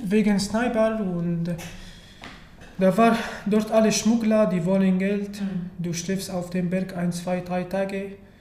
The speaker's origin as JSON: {"language": "German", "country": "Syria", "also_born_or_lived": "Turkey", "second_language": "German", "moved": "as an adult", "lives_now": "Germany", "said": "ich komme aus Syrien und äh, ich wohne in Deutschland seit ungefähr drei Jahren"}